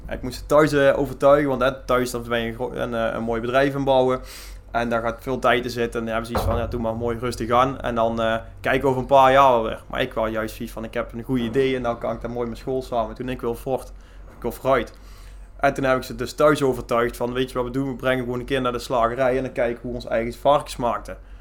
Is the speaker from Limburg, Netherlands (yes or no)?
no; Mierlo, North Brabant, Netherlands; now in Leende, Netherlands; ik kom eigenlijk van Mierlo af en daar hadden wij een zeugenbedrijf